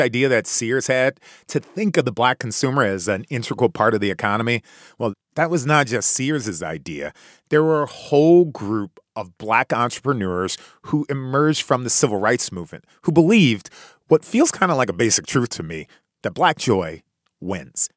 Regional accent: Chicago, Illinois, United States; In my hometown, Chi-Town, Chicago

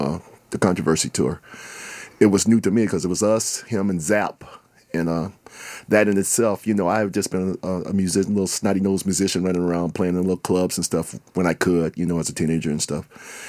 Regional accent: Minnesota, United States; Minnesota musician for over 40 years around here. I've been lucky to be national with it, but... And I'm from the North Side.

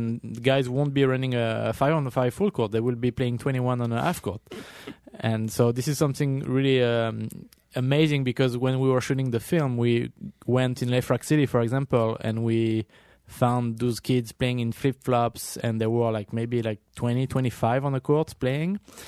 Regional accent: France; now in New York City, United States; me growing up in France, we had like the same playground on every corner of our neighborhood. And coming to New York City as a photographer

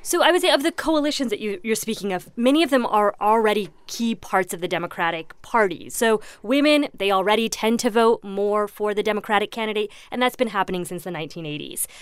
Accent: Indiana, United States; moved away; Indiana's my home state

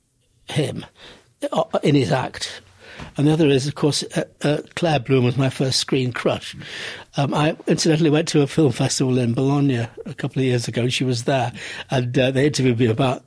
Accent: Manchester, North West England, United Kingdom; I grew up in Manchester

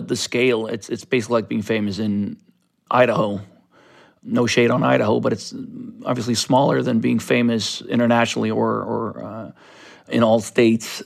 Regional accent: Stockholm, Stockholm County, Sweden; I grew up in Sudermalm, which is a, a very artistic neighborhood of South Stockholm

